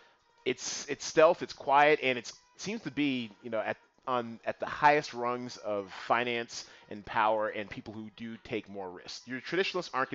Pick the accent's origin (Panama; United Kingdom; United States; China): Panama; I'm from Panama